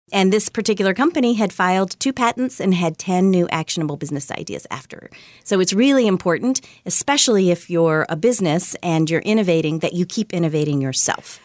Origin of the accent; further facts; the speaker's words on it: Virginia, United States; also born or lived in Kentucky; I was born in Kentucky, but I grew up mostly in Virginia.